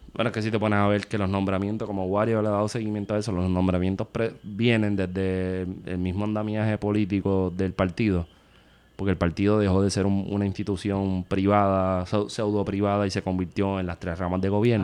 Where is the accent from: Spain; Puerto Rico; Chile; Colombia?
Puerto Rico